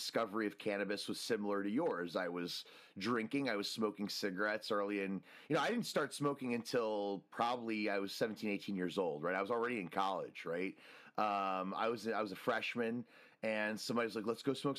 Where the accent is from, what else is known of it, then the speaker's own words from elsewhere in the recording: New Jersey, United States; also born or lived in Washington, District of Columbia, United States; now in California, United States; I grew up in New Jersey